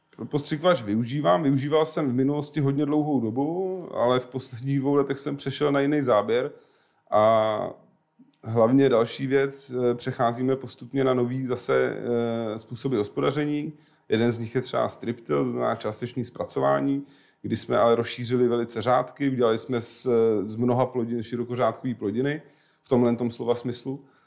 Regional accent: Prague, Czechia; Já jsem rodilej Pražák.

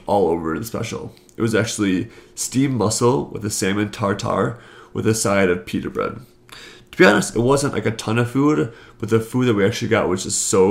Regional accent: Wisconsin, United States; I'm from Wisconsin

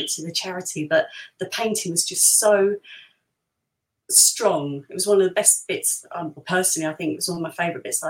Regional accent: London, United Kingdom; I was born in Liverpool Road. If you're Islington, you usually Barts, Whittington, or Royal Free, really, or you're born at home

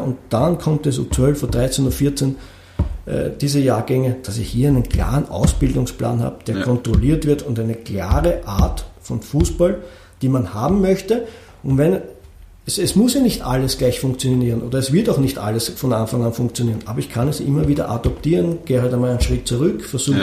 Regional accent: Austria; bei uns in Österreich

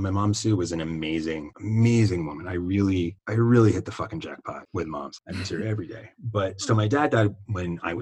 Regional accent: New York City, New York, United States; moved away; also born or lived in Los Angeles; I grew up in the South Bronx in the 80s

